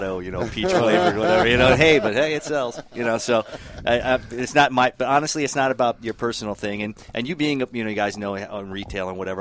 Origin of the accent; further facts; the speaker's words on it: Upstate New York, United States; Upstate New York, Poughkeepsie, Albany